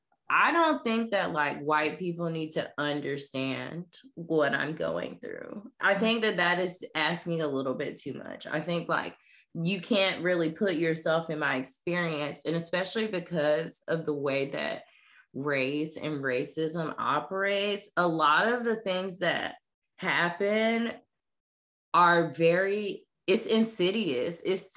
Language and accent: English; the South, United States; especially I grew up in the South.